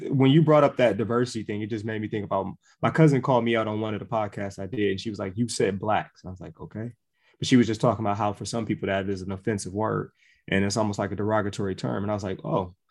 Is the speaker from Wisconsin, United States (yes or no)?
yes; Milwaukee, Wisconsin, United States; Milwaukee, Wisconsin